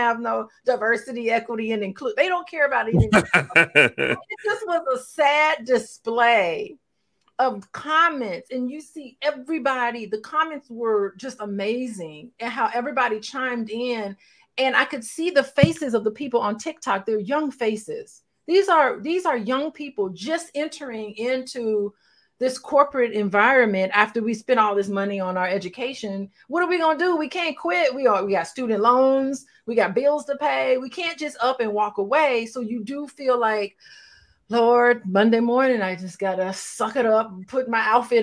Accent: Gary, Indiana, United States; moved away; also born or lived in Tuskegee, Alabama; growing up in Gary, Indiana and Tuskegee

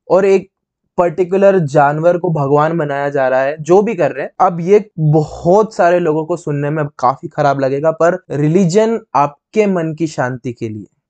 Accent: Indore, Madhya Pradesh, India; इंदौर में हमारा home town Indore में

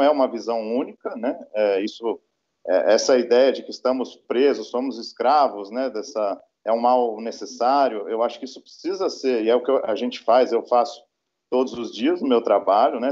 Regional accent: São Paulo, Brazil; moved away; eu sou paulista, né, eu me graduei em São Paulo

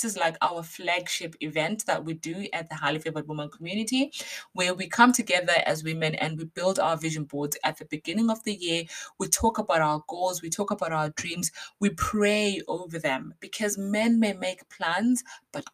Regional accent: Basingstoke, South East England, United Kingdom; if you are in Basingstoke, my hometown

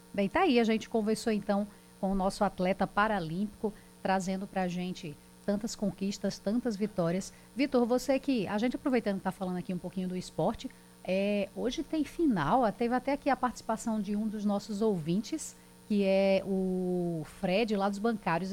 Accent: Paraíba, Brazil; sou paraibana

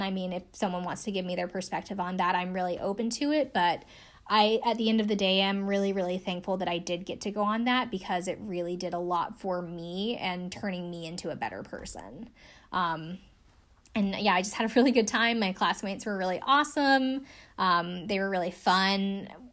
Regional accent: South Carolina, United States; I'm from South Carolina.

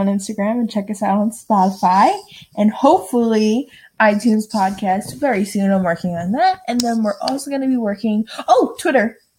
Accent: New York City, New York, United States; we're best friends from New York City.

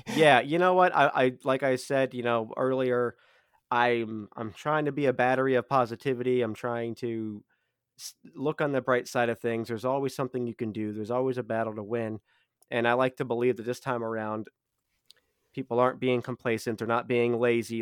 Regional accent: United States; as an American

